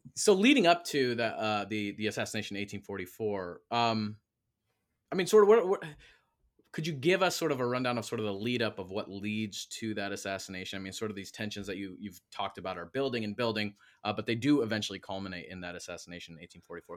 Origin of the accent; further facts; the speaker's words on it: Michigan, United States; moved away; I'm from Michigan originally